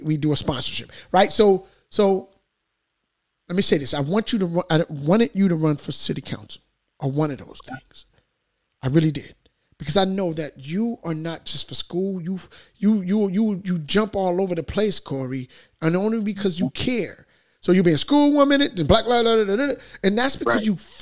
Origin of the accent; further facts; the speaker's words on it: Paterson, New Jersey, United States; I'm a native of Patterson. You know, I grew up in Alabama Hamilton Project.